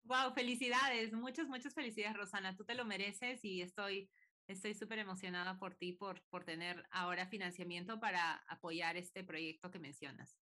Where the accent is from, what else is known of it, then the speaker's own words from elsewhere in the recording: Peru; now in United States; yo sigo en Estados Unidos y, soy de Perú también